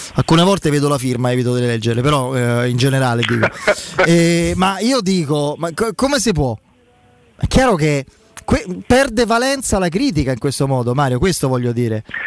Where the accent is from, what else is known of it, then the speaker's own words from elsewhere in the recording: Rome, Lazio, Italy; da romano